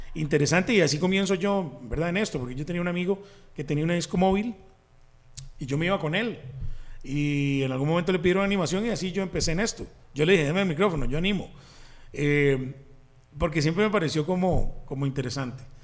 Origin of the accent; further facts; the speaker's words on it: Desamparados, San José, Costa Rica; Yo soy de Desamparados, eh, nací en Desamparados.